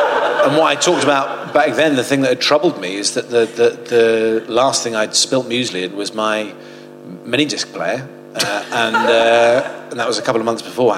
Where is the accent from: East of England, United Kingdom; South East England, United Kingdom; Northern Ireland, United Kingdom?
South East England, United Kingdom; Portsmouth; also born or lived in Oxford; I grew up in Portsmouth.